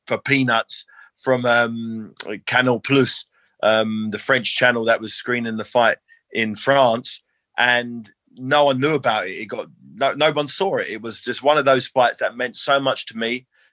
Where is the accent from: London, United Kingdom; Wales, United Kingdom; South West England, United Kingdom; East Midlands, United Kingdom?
London, United Kingdom; my hometown